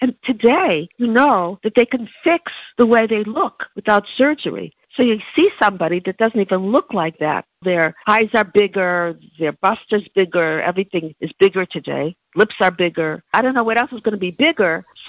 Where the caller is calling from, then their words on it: New Jersey, United States; I'm calling from New Jersey